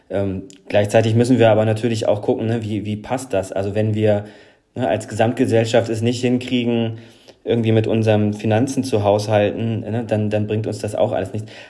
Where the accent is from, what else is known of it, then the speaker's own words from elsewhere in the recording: Northern Germany, Germany; now in Wuppertal, Germany; ich bin Norddeutscher, jetzt in Wuppertal.